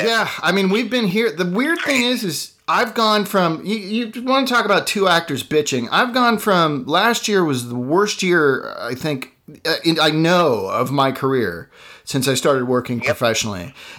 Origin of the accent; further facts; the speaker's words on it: Ireland; I'm Irish, so given to crankiness. I mean, I grew up in a pretty privileged environment.